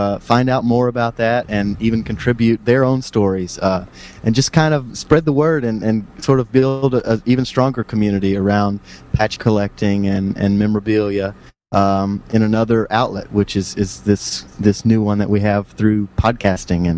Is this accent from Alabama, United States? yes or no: yes; Florence, Alabama, United States; my hometown, Florence, Alabama